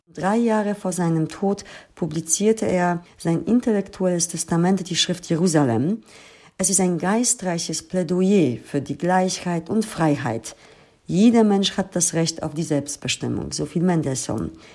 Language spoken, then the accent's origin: German; Lower Silesian Voivodeship, Poland; now in Germany; ich komme aus Polen, aus einem Land, das vor dem Zweiten Weltkrieg den größten jüdischen Bevölkerungsanteil hatte. Ich wuchs in einem Land auf